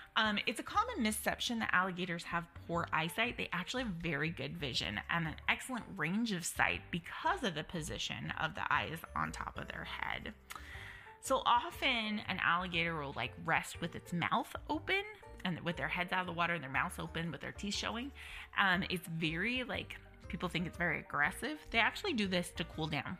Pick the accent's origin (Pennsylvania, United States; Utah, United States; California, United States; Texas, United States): Utah, United States; now in Nevada, United States; so I'm from Utah, we currently live in Nevada.